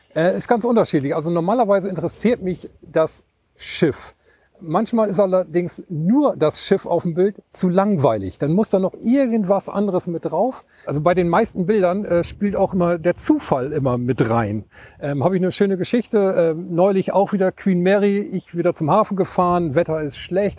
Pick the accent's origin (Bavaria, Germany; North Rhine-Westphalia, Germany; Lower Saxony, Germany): Lower Saxony, Germany; East Frisia; moved away as an adult; now in Hamburg, Germany; Ich komme aus Ostfriesland und äh, bin an der Ems groß geworden